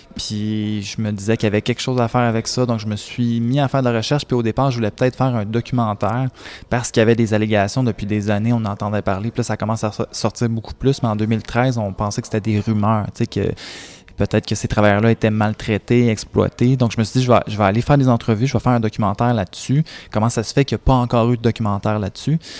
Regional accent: Contrecoeur, Quebec, Canada; also born or lived in Sorel-Tracy; j'ai grandi à Contrecoeur

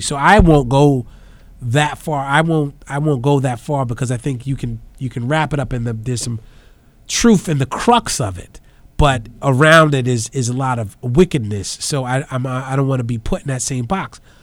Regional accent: New York City, New York, United States; now in Brooklyn, United States; in the Bronx where I grew up

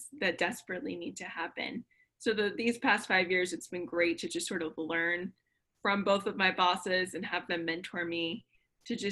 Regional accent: Connecticut, United States; now in Florida, United States; We grew up up north. We grew up in Connecticut

